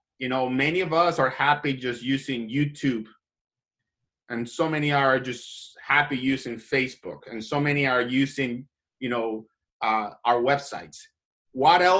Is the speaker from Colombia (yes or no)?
yes; Colombia; now in United States; I am an immigrant. I was born and raised in Latin America, in Colombia